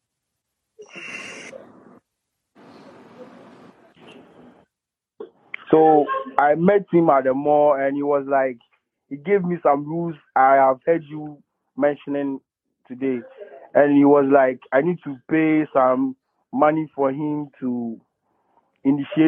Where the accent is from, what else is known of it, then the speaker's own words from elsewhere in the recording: Takoradi, Western Region, Ghana; I'm from Takoradi.